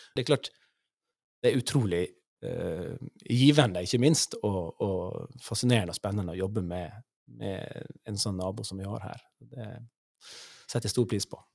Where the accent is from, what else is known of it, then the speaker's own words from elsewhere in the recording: Sunnmøre, Møre og Romsdal, Norway; moved away as an adult; also born or lived in Ålesund; now in Sør-Varanger, Norway; jeg kommer fra fra Sunnmøre